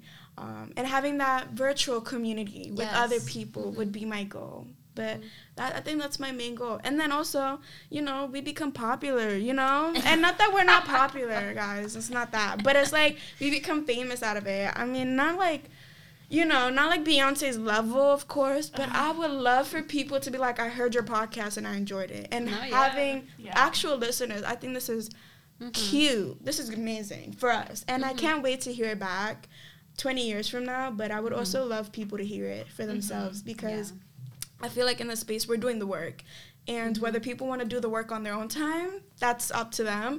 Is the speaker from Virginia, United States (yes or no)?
no; New York City, New York, United States; I'm come from the South Bronx, New York, Gripao, best borough alive, truly